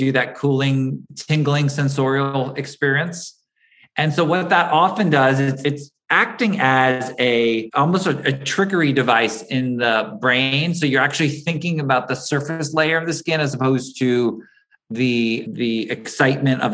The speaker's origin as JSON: {"language": "English", "region": "East Coast", "country": "United States", "tie": "born or raised there", "also_born_or_lived": "Los Angeles, California", "lives_now": "New York, United States", "said": "I grew up out on the East Coast"}